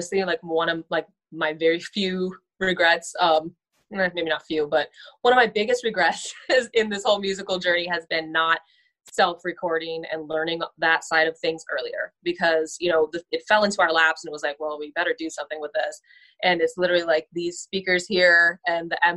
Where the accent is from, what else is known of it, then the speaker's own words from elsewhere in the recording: Southern California, United States; moved away as an adult; now in Cleveland, United States; I grew up out there in Southern California